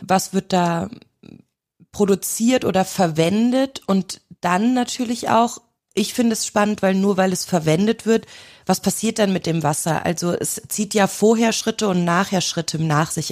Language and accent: German; near Cologne, North Rhine-Westphalia, Germany; now in Austria; ich komme aus der Nähe von Köln